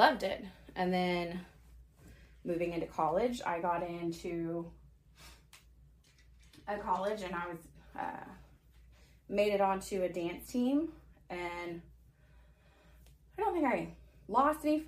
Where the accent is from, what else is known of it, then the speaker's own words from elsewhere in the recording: Forney, Texas, United States; also born or lived in Arlington, Texas; In, like, elementary school, I moved from Forney to Arlington for a year